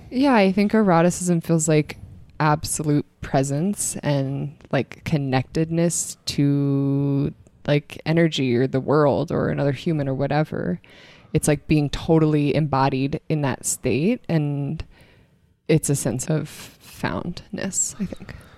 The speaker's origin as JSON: {"language": "English", "town": "Boulder", "region": "Colorado", "country": "United States", "tie": "born or raised there", "said": "I am from Colorado. I grew up in Boulder."}